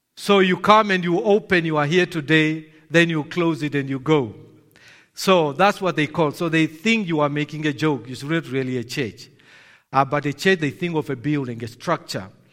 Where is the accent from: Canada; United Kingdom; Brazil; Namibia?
Namibia; I'm from Namibia